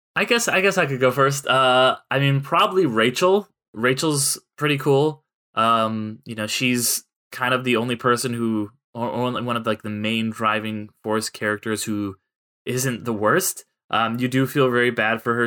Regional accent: San Clemente, California, United States; they actually shot that movie at my high school on the weekends when I was going there, 'cause Ryan Johnson is from my hometown

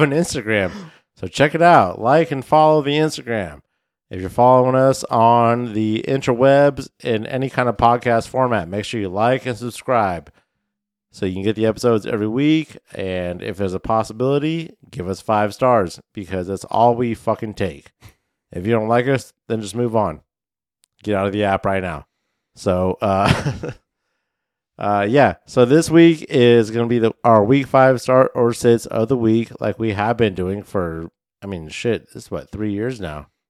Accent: Midwest, United States; now in Inland Pacific Northwest, United States; I grew up in the Midwest.

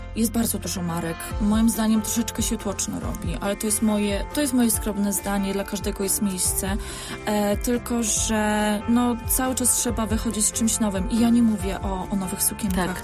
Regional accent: Poland; also born or lived in London; my jesteśmy z Polski

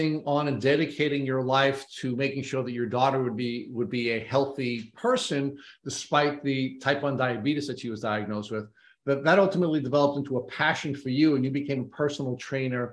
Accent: Long Island, New York, United States; also born or lived in Bronx, New York, United States; although I was born in the Bronx, I moved out to Long Island as a young child

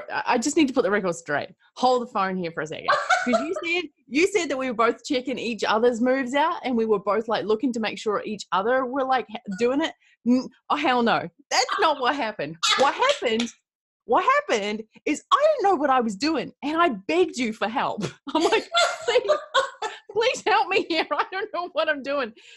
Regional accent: Christchurch, Canterbury, New Zealand; I'm from Christchurch, New Zealand

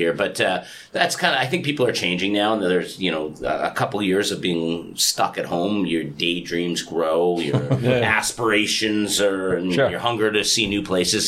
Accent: Edmonton, Alberta, Canada; moved away as an adult; now in South Korea; I grew up in Edmonton, and as weird as it sounds, it is like 300 kilometers from the Rocky Mountains

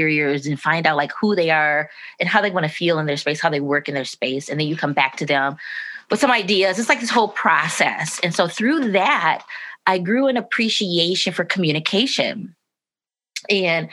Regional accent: Detroit, Michigan, United States; growing up in Rosedale, grew up on the west side of Detroit, beautiful homes.

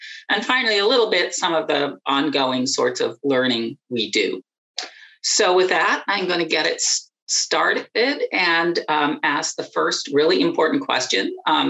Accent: Pennsylvania, United States; And we grew up in Western Pennsylvania

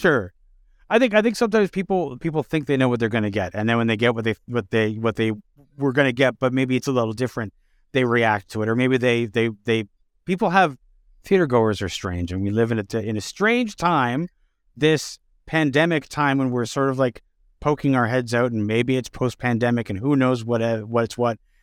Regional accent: Canada; as Canadians

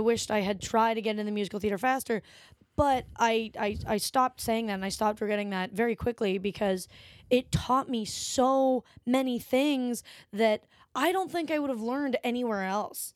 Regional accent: Ottawa, Ontario, Canada; moved away as an adult; now in Toronto, Canada; I'm from Ottawa originally

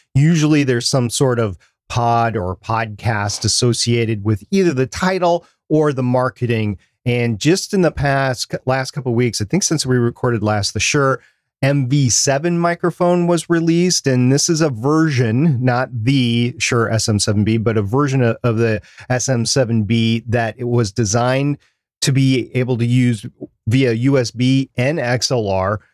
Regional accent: United States; my country

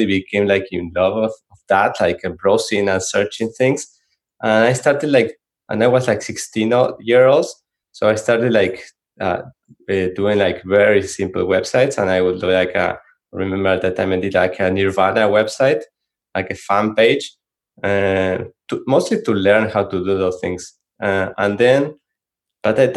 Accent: Argentina; English is a second language; moved away as an adult; also born or lived in San Francisco, United States; now in Santa Cruz, United States; we are from Argentina. When we moved from Argentina to the Bay Area for work

